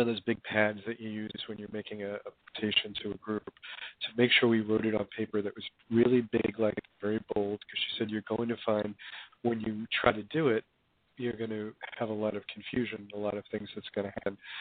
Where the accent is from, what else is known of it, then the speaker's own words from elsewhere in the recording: Hoboken, New Jersey, United States; I grew up in Hoboken, New Jersey